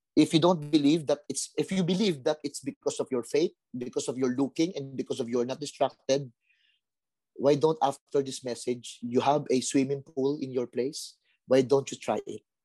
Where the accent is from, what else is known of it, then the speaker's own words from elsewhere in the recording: Manila, Metro Manila, Philippines; I grew up in Tondo, violent place